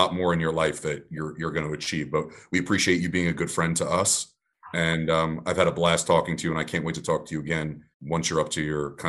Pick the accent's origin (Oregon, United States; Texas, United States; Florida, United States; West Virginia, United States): Florida, United States; Aventura; I grew up in Aventura.